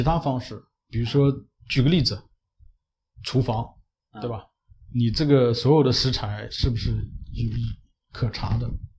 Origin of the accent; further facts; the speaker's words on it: China; 我们中国人追求这种